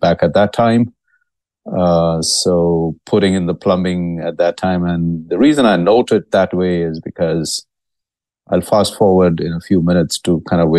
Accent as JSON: {"language": "English", "country": "India", "moved": "yes", "lives_now": "Dallas, United States", "said": "I'm originally from India."}